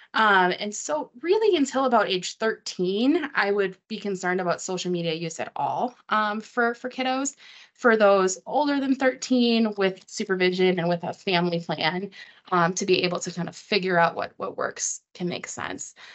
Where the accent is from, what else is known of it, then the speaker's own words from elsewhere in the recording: Wisconsin, United States; I'm from Wisconsin originally